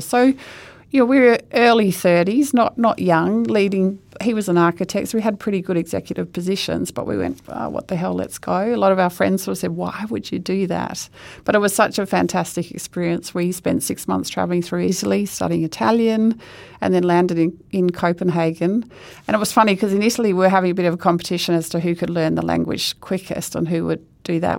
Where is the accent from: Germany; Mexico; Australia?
Australia; Perth, Western Australia; I grew up in Perth